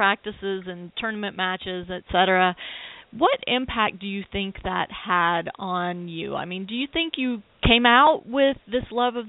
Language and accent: English; Shreveport, Louisiana, United States; my hometown of Shreveport, Louisiana